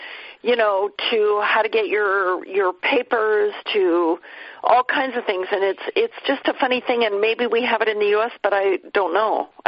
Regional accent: Seattle, Washington, United States; Well, I'm from Seattle. So John and I were good friends.

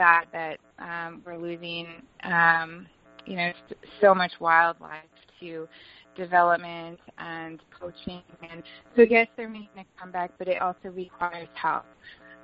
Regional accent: Vermont, United States; now in Asheville, United States; I grew up in Vermont

